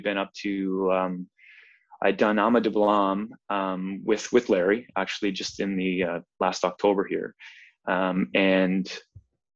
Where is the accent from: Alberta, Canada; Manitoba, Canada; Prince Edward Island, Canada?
Prince Edward Island, Canada; moved away as an adult; also born or lived in British Columbia; now in Vancouver, Canada; I'm actually from Prince Edward Island. That's where I grew up.